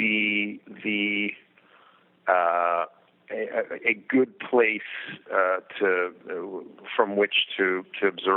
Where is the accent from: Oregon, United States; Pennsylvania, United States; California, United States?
California, United States; Los Angeles; I grew up in Los Angeles, and my family was in the music end of the business